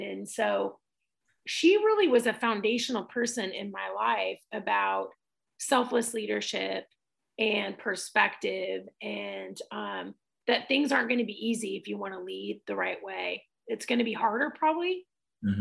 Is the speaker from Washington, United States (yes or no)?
yes; Tacoma, Washington, United States; also born or lived in San Diego, California; my dad decided to move us from San Diego to Tacoma, Washington